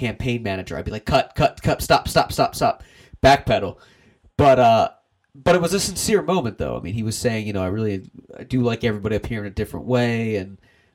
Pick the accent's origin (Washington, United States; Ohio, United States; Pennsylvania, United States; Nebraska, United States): Pennsylvania, United States; Doylestown; I'm from Doylestown, Pennsylvania